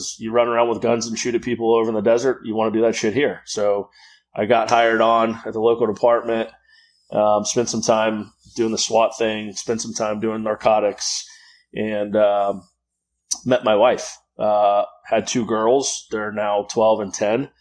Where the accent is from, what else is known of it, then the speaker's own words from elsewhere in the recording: Florida, United States; also born or lived in Houston, Texas; I'm out of Jacksonville, Florida. I was born in Houston, Texas. I grew up here in Florida.